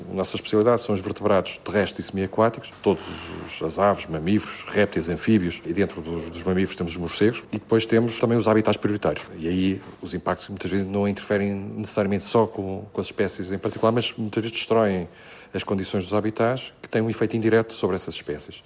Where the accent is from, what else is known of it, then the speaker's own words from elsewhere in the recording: Lisbon, Portugal; moved away as an adult; also born or lived in Coimbra; now in Vila Real, Portugal; embora eu seja um alfacinho, sou, sou de Lisboa